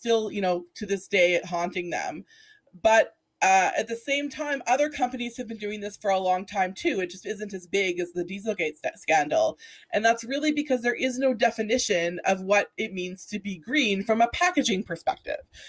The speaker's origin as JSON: {"language": "English", "region": "Alberta", "country": "Canada", "tie": "born or raised there", "said": "Liam, is someone that I grew up with here in Alberta"}